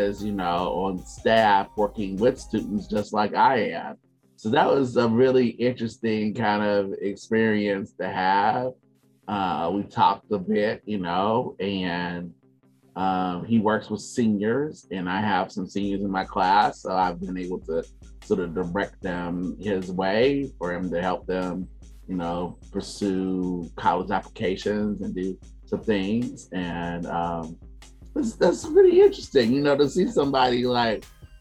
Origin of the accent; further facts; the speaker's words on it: Chicago, Illinois, United States; moved away; I'm originally from Chicago, and I've been teaching now for about 6 years, and this is my first opportunity to teach in the Chicagoland area, to be around students in high school where I grew up.